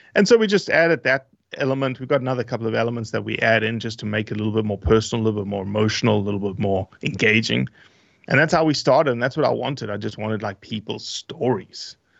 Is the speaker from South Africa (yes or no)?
yes; South Africa; moved away; also born or lived in Brazil / Australia; originally South Africa, um, not born and raised, but born in Brazil, but moved to South Africa when I was very, very small.